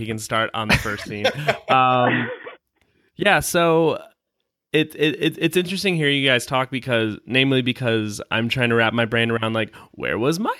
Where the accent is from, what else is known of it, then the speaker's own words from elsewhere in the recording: Illinois, United States; I grew up, I was born outside of Chicago when Michael Jordan was big, so I was playing basketball.